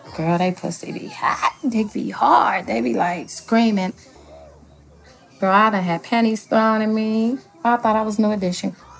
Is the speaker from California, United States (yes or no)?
yes; Los Angeles, California, United States; I am from Los Angeles, California